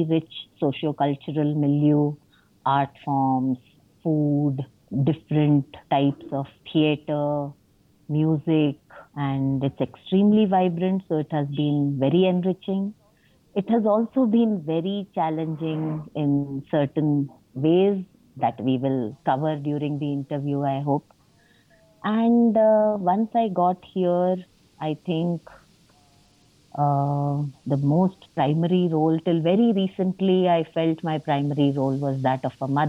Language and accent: English; Mumbai, Maharashtra, India; moved away; I grew up in Bombay, now Mumbai